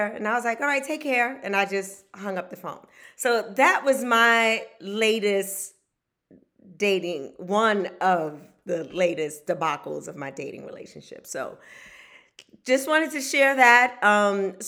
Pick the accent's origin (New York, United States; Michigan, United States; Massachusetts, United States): New York, United States; New York City; I grew up in Wagner Projects